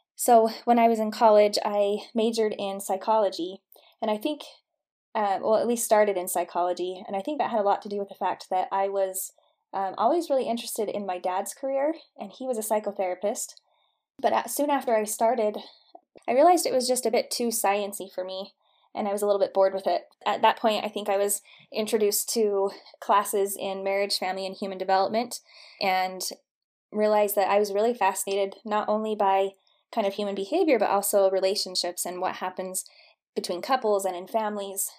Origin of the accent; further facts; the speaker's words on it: St. George, Utah, United States; I grew up in St. George, Utah